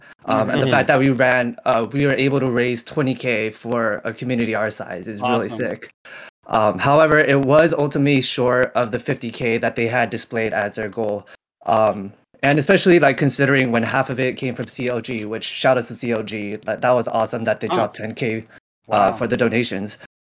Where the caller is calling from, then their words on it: California, United States; I am from SoCal, Fulton, California.